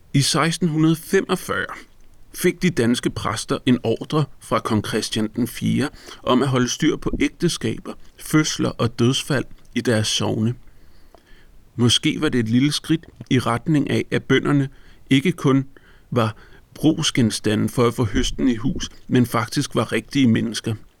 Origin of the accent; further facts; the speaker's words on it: Copenhagen, Capital Region of Denmark, Denmark; På nær et par afstikker sydpå til Italien har jeg faktisk altid boet i Brøndshøj